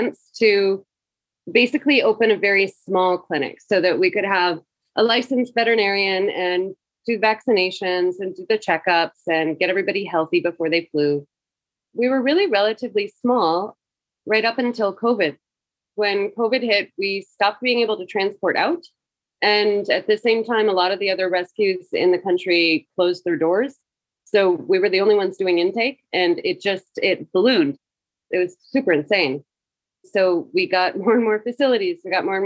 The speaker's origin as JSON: {"language": "English", "region": "Tennessee", "country": "United States", "moved": "as an adult", "lives_now": "Kabul, Afghanistan", "said": "I'm from Tennessee"}